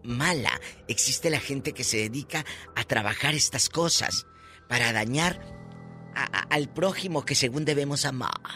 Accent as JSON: {"language": "Spanish", "town": "Matamoros", "region": "Tamaulipas", "country": "Mexico", "moved": "yes", "said": "allá en mi tierra, en Matamoros"}